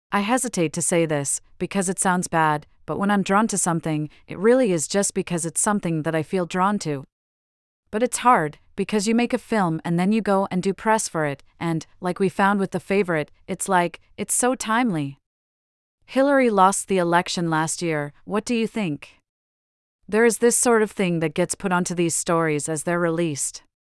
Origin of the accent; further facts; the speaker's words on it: Arizona, United States; but yes, I mean, obviously, I grew up in Arizona and he grew up in Athens